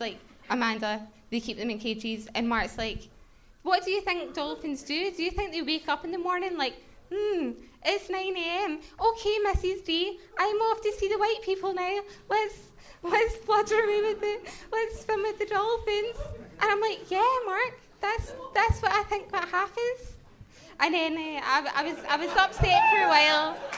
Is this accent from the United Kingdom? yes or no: yes; Glasgow, Scotland, United Kingdom; We're from Glasgow. We came down specifically for the show.